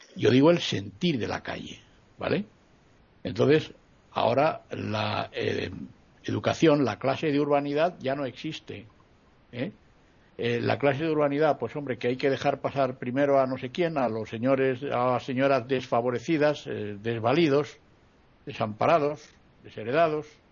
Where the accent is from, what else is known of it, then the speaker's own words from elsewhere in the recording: Spain; mi país